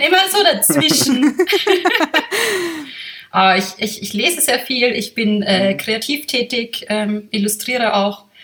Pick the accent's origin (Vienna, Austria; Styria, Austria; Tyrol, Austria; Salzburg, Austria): Vienna, Austria; ich bin Wienerin. Ich bin von hier.